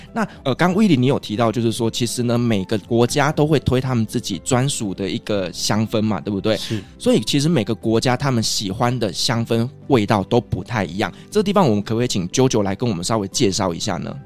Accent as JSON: {"language": "Chinese", "country": "Taiwan", "said": "那我们台湾人会比较喜欢什么呢？"}